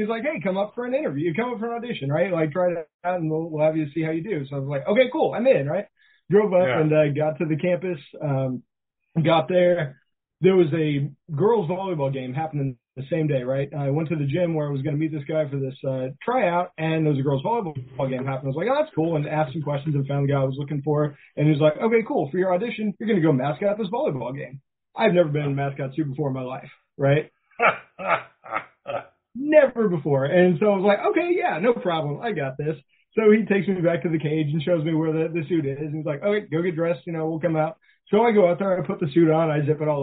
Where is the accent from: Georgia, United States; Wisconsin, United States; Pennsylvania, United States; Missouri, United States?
Missouri, United States; Walker; also born or lived in Springfield, Missouri; I grew up in Walker, Missouri as an only child in a town of about 200 people